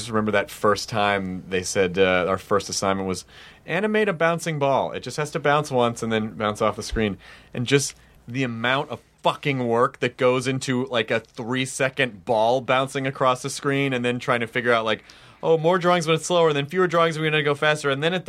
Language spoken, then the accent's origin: English; Memphis, Tennessee, United States; also born or lived in Jonesboro; Oh shit, I'm from Memphis.